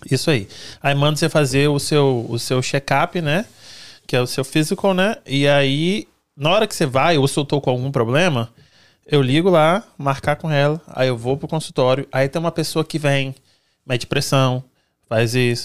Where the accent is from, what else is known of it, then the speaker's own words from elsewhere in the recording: Brazil; now in United States; eu sou brasileira